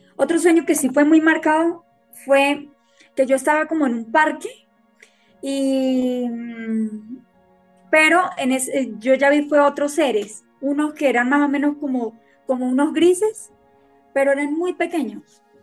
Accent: Venezuela; moved away as an adult; now in Colombia; soy de Venezuela, me gradué como artes plásticas y desde hace ocho años estoy acá en Colombia

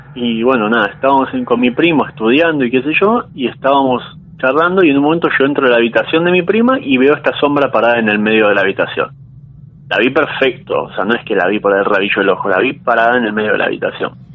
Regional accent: San Isidro, Buenos Aires Province, Argentina; also born or lived in Saavedra, Buenos Aires; now in Buenos Aires, Argentina; Yo ahora en este momento soy de San Isidro, pero estoy viviendo en Saavedra con mi novia

